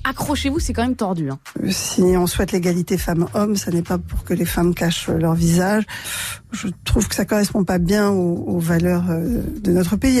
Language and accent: French; Creuse, Nouvelle-Aquitaine, France; je viens de la Creusement